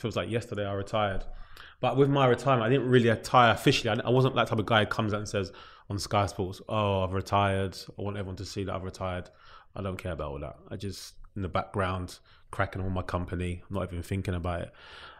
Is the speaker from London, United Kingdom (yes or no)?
yes; London, United Kingdom; That's where I'm from. I'm from New Cross.